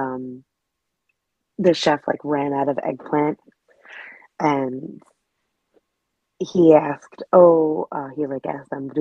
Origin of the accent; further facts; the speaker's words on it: New York City, New York, United States; I grew up in New York City